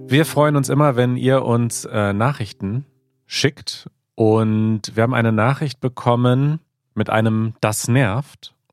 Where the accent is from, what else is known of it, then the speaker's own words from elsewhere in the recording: southern Sweden, Sweden; German is a second language; Als Schwede, der in der südlichen Region Schwedens aufgewachsen ist, mit Nähe zu unserem westlichen Nachbarn, habe ich bereits als Kind über dieses faszinierende System gehört.